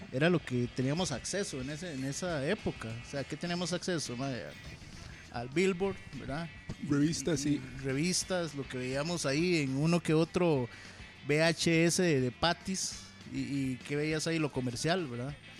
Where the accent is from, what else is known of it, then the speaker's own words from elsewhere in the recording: Alajuela, Costa Rica; also born or lived in Heredia; yo soy de Alajuela